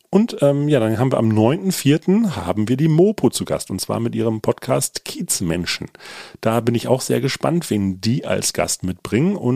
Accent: Ruhr area, North Rhine-Westphalia, Germany; moved away as an adult; now in Hamburg, Germany; Ruhrpott-Proll ist ja quasi äh, zweiter Vorname mehr oder weniger.

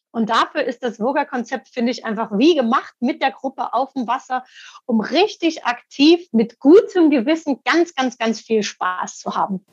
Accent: Dresden, Saxony, Germany; moved away; also born or lived in Italy; dann bin ich nach über 20 Jahren in meine Heimatstadt Dresden zurückgezogen

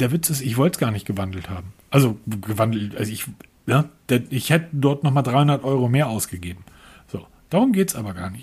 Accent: Northern Germany, Germany; ich als Norddeutscher

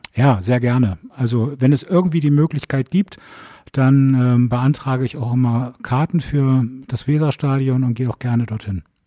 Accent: Bremen, Germany; now in Berlin, Germany; Ich bin in Bremen geboren

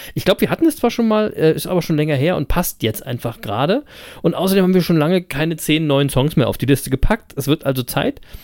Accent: Berlin, Germany; Live in Berlin ähm, also aus meiner Geburtsstadt

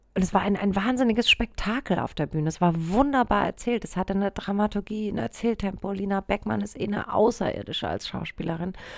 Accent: Germany; ich bin in so einem kleinen Dorf aufgewachsen im Spessart.

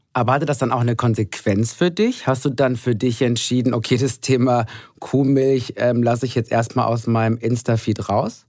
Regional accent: Ruhr area, North Rhine-Westphalia, Germany; Ich komme aus dem Ruhrgebiet

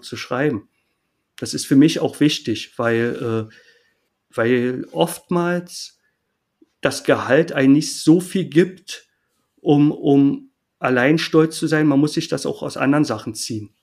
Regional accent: Berlin, Germany; also born or lived in Jena; Für mich als äh, Berliner

